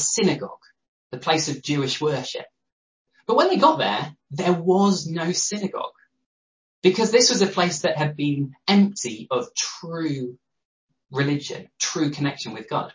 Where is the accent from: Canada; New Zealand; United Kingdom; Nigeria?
United Kingdom; Loughborough, East Midlands; moved away as an adult; also born or lived in London / Newcastle; I grew up in Loughborough. So I am, by heart, a Midlander.